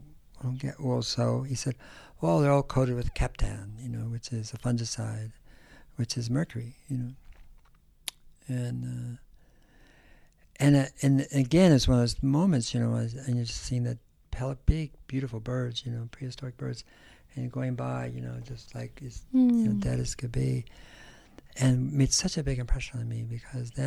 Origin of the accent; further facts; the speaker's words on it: Berkeley, California, United States; also born or lived in San Joaquin Valley, California; I grew up in California. I grew up in the San Francisco Bay Area, mm-hmm. and then in the valley as well, San Joaquin Valley